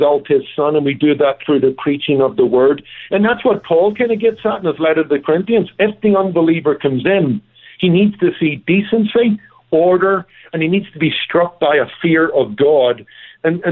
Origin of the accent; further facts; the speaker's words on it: Northern Ireland, United Kingdom; moved away; Look, I come from Northern Ireland. It's also known as Ulster